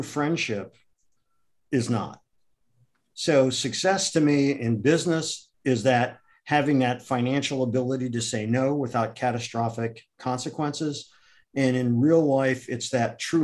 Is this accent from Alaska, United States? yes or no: no; Akron, Ohio, United States; moved away; also born or lived in New York City; I grew up in Akron, Ohio